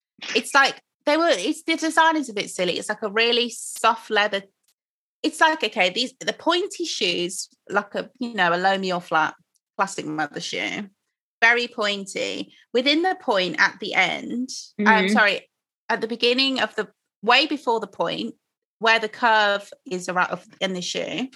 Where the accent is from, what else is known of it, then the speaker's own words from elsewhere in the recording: Croydon, London, United Kingdom; I was born in Croydon